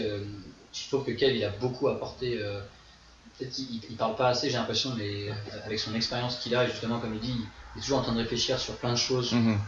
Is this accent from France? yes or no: yes; France; moved away as an adult; also born or lived in Pornichet; je viens de France